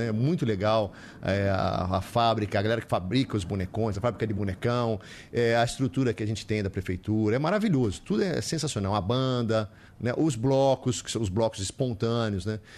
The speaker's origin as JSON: {"language": "Portuguese", "town": "Olinda", "region": "Pernambuco", "country": "Brazil", "tie": "born or raised there", "said": "E a nossa infância é em Olinda mesmo, né? Porque o vínculo com o Nordeste que eu tenho hoje já existia com meu pai, né? E a gente viveu muito ali em Olinda."}